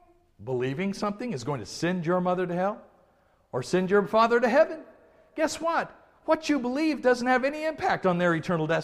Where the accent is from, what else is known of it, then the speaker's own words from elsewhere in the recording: the South, United States; We were raised that way in the South. We were raised to have these attitudes.